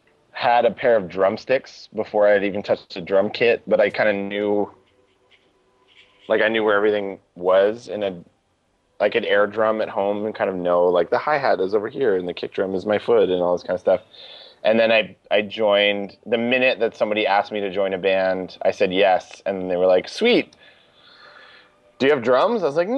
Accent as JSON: {"language": "English", "town": "Ottawa", "region": "Ontario", "country": "Canada", "said": "I'm from Ottawa."}